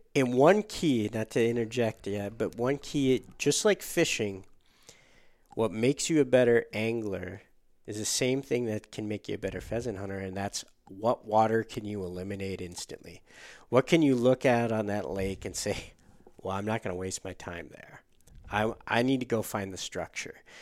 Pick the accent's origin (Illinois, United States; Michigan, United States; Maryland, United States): Michigan, United States; Upper Peninsula of; moved away; also born or lived in Minnesota; as a kid growing up in the Upper Peninsula of Michigan